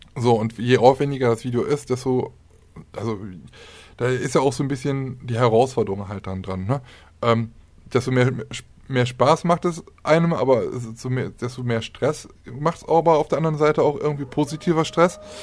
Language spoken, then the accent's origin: German; Aachen, North Rhine-Westphalia, Germany; bei uns in Aachen sagt man Kütteln drumrum